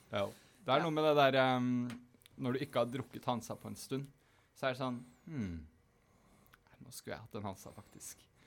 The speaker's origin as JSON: {"language": "Norwegian", "region": "Eastern Norway", "country": "Norway", "moved": "yes", "lives_now": "Bergen, Norway", "said": "som østlending"}